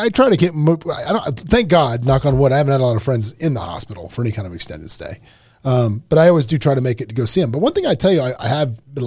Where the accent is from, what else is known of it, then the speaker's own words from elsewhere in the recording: Florida, United States; moved away as an adult; now in Newport Beach, United States; I grew up in Florida, lived there my whole life, grew up water skiing, grew up skating